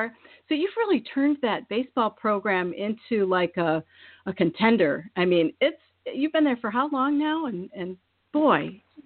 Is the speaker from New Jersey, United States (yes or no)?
no; Iowa, United States; I am from Iowa. I don't know if anybody knows that or not, but I was raised in Iowa. I was Miss Iowa Teen in 1988, and I love Iowa. I went to the University of Iowa and graduated from St. Ambrose